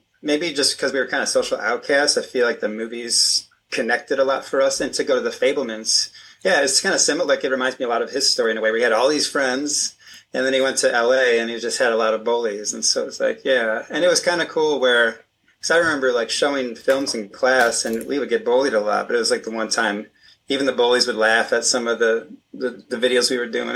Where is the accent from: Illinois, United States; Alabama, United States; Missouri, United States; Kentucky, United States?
Illinois, United States; Aurora; also born or lived in Elburn, Illinois; I grew up in Aurora, Illinois